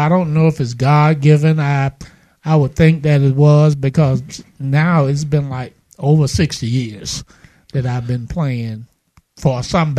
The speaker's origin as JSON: {"language": "English", "town": "Winter Haven", "region": "Florida", "country": "United States", "moved": "yes", "lives_now": "Mobile, United States", "said": "from Winter Haven, Florida, which is Central Florida, which is a great area to be from."}